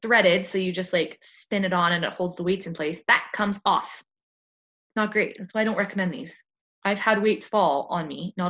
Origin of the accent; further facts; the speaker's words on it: Canada; I'm Canadian